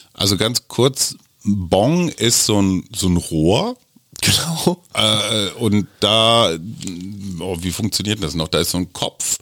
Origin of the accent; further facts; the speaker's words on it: Germany; Ich darf als Deutscher da auch rein